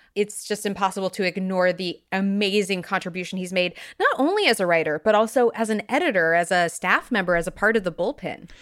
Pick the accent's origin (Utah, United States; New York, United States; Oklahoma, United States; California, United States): California, United States; moved away; I'm originally from California, when they opened the Indiana Jones ride when I was but a wee babe